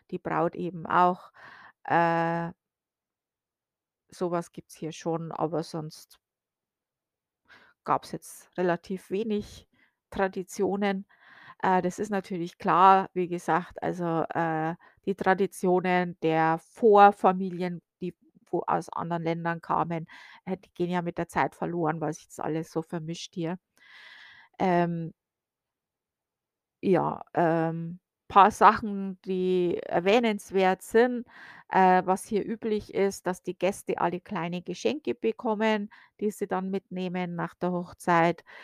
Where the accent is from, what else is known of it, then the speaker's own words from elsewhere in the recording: Bavaria, Germany; now in United States; Also zumindest wo ich aufgewachsen bin in Bayern, war das noch üblich.